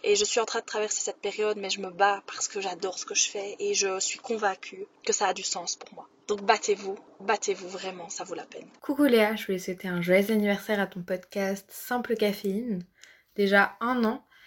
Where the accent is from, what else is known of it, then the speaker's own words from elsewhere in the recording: Belgium; also born or lived in Liège; je suis belge